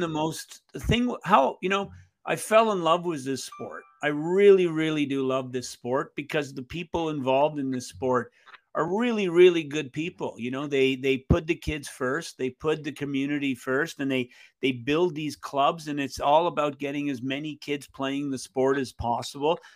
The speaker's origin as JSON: {"language": "English", "town": "Montreal", "region": "Quebec", "country": "Canada", "tie": "born or raised there", "said": "I grew up in East End, Montreal"}